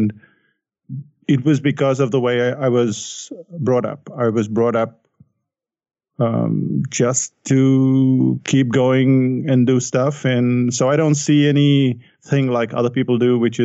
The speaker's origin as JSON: {"language": "English", "country": "India", "tie": "born or raised there", "said": "I grew up in India"}